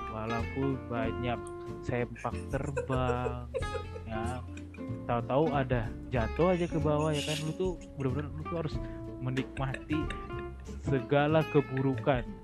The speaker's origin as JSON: {"language": "Indonesian", "region": "Jabodetabek", "country": "Indonesia", "said": "Ya kita yang orang Jabodetabek aja pun juga kayak pengen"}